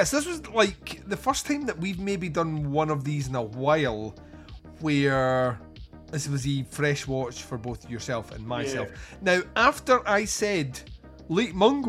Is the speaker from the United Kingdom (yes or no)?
yes; Scotland, United Kingdom; I'm Scottish